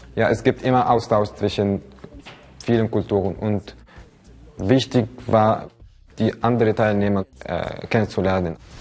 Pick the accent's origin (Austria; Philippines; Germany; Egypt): Egypt; Cairo, Cairo Governorate; German is a second language; ich komme aus äh, Ägypten